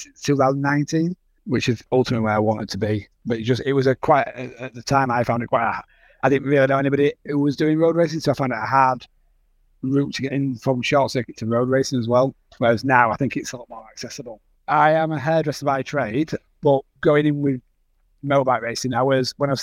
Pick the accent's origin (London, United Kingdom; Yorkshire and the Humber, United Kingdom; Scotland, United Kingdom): Yorkshire and the Humber, United Kingdom; Wakefield; I'm from Wakefield in West Yorkshire in the UK.